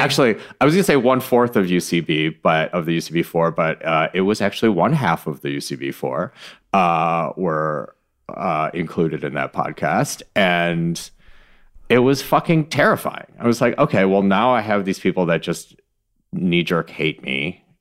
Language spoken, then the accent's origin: English; Michigan, United States; I was born in Michigan